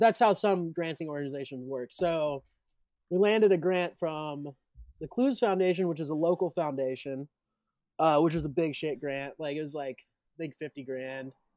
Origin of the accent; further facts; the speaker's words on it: Richmond, Indiana, United States; I'm from Richmond